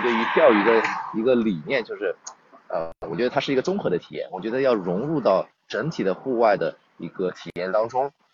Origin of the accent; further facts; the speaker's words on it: Toronto, Ontario, Canada; also born or lived in Nantong, China; now in China; 我小的时候，我父母其实移民到多伦多，加拿大，所以我在加拿大长大的 对，很小就过去了，五六岁就过去了